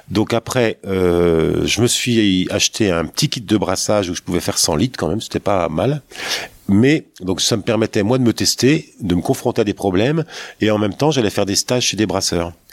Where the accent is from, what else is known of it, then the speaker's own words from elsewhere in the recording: Nevers, Bourgogne-Franche-Comté, France; also born or lived in Paris; Tu quittes Paris pour euh, venir t'installer à Nevers, d'où tu es originaire d'ailleurs.